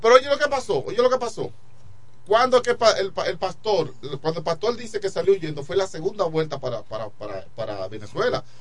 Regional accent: Dominican Republic; yo soy dominicano

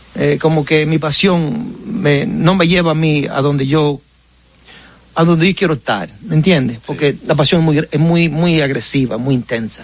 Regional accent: Baitoa, Santiago, Dominican Republic; accent: Cibaeño; moved away; also born or lived in United States / New York; en mi pueblo de, Baitoa

